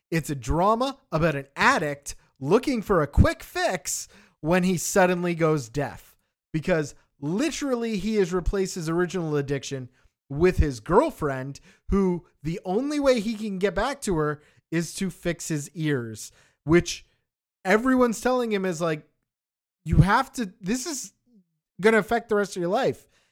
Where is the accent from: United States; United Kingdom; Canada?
Canada; we grew up in Canada